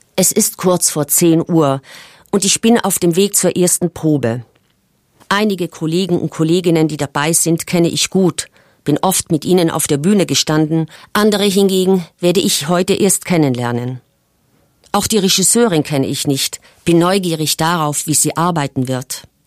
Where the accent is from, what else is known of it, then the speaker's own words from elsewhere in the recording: South Tyrol, Trentino-Alto Adige, Italy; bei uns in Südtirol